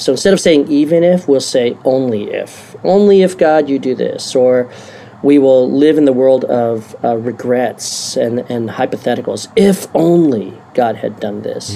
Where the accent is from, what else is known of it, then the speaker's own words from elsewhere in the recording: Maryland, United States; I was born and raised in Maryland